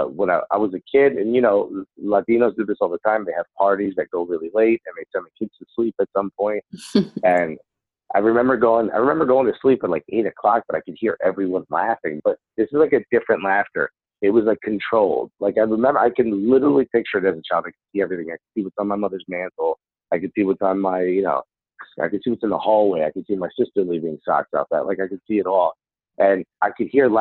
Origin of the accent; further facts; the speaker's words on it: Newark, New Jersey, United States; first language Spanish; English is a second language; When I was a kid, I grew up in Newark, New Jersey.